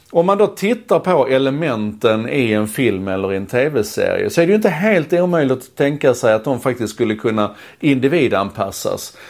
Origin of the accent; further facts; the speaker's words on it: Malmö, Skåne, Sweden; När jag växte upp i Malmö